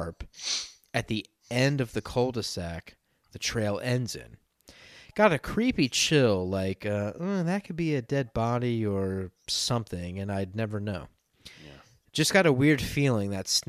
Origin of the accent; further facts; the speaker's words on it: Maryland, United States; Growing up in Maryland, we used to hear foxes in the woods all the time